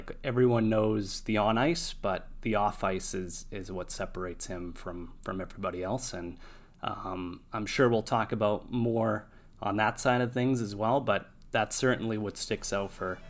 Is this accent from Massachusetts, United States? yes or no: yes; Boston, Massachusetts, United States; A 10-year-old kid when Berge came onto the scene in 2003. So, growing up in Boston